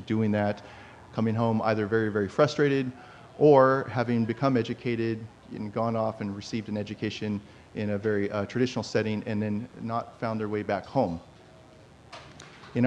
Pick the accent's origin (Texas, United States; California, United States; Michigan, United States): California, United States; Plumas County, Northern Sierra Nevada; born or raised there